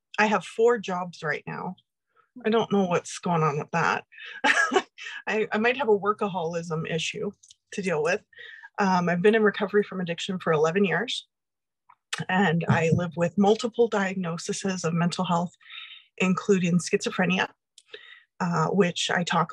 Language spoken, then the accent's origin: English; Red Deer, Alberta, Canada; moved away as an adult; also born or lived in Montreal / Toronto / Edmonton / Vancouver; I was born and raised in Red Deer, Alberta